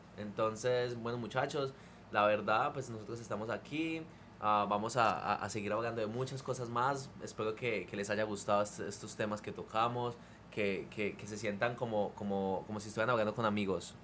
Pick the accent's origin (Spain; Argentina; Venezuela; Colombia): Colombia; now in California, United States; mi, primer día de colegio en Colombia